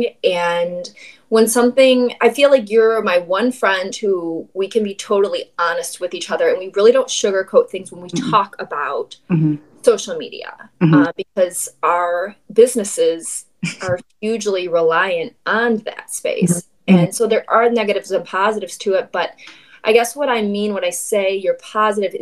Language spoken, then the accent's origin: English; Midwest, United States; moved away; also born or lived in Los Angeles; we're both from the Midwest